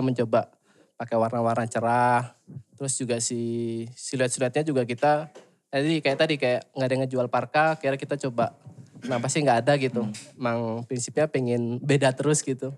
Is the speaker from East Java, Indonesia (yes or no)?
yes; Surabaya, East Java, Indonesia; moved away as an adult; now in Bandung, Indonesia; Aslinya dari Surabaya